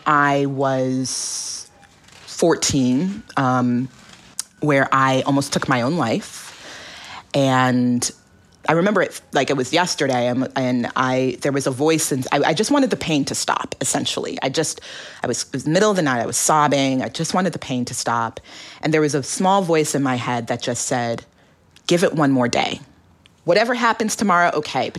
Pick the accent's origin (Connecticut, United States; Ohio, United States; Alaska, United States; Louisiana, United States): Alaska, United States; growing up in Alaska or being a child of Nigerian immigrants